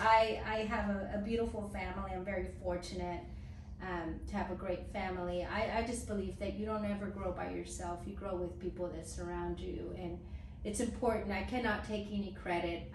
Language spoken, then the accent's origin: English; Dallas, Texas, United States; growing up in West Dallas in an 800 square feet home, nine people, um, and one bathroom